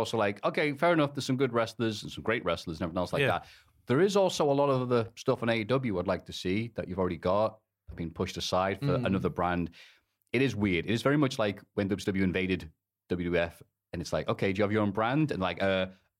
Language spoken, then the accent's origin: English; United Kingdom; as a British person